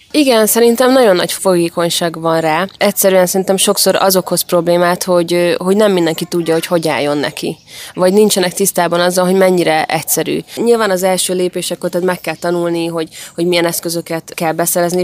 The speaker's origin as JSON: {"language": "Hungarian", "town": "Érd", "region": "Pest", "country": "Hungary", "tie": "born or raised there", "said": "a Sasvárosi részen is, ahol én felnőttem"}